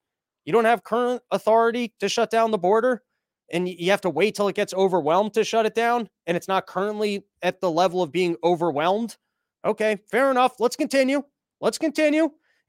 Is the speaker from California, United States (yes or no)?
no; Louisiana, United States; That's nearly the population of my hometown in Louisiana.